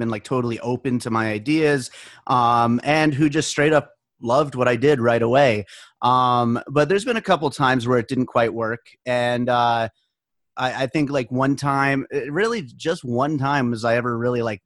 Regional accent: Pennsylvania, United States; moved away as an adult; also born or lived in New York; now in Las Vegas, United States; we moved here to Las Vegas the year after I graduated high school. I grew up in Pennsylvania. I was born in New York

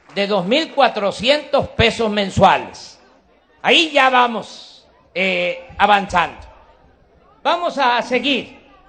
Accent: Mexico

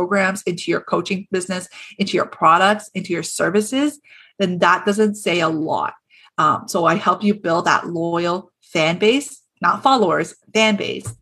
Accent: Toronto, Ontario, Canada; so I'm from Toronto

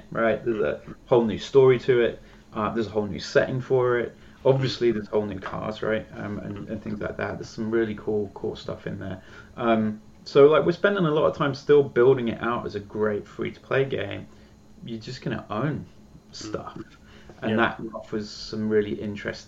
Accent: United Kingdom; being a Brit

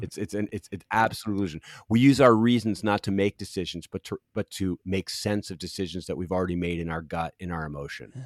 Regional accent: Philadelphia, Pennsylvania, United States; also born or lived in Los Angeles; now in Cincinnati, United States; I grew up in Philadelphia on the East Coast, and I'm a, I'm so East Coast.

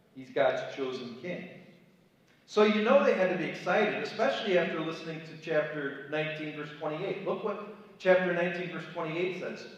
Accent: Cleveland, Ohio, United States; moved away as an adult; also born or lived in Chicago, Illinois; now in Kent City, United States; I was raised in Cleveland, Ohio, kind of an upscale suburb

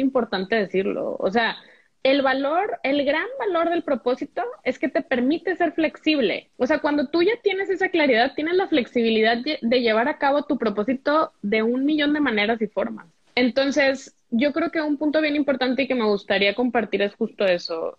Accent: Monterrey, Nuevo León, Mexico; also born or lived in Mexico City / Oaxaca; nací en Monterrey

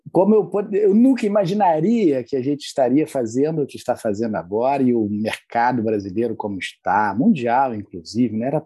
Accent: Rio de Janeiro, Brazil; Eu já não tenho tanto sotaque assim quanto o André, né, de carioca, mas sou carioca também da Gema.

